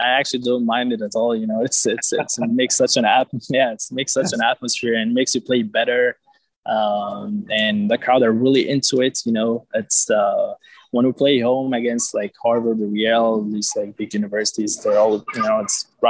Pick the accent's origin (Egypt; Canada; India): Egypt; back in high school in Egypt